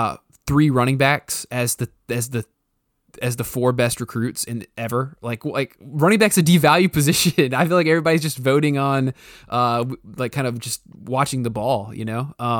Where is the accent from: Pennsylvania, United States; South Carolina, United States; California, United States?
South Carolina, United States; growing up in South Carolina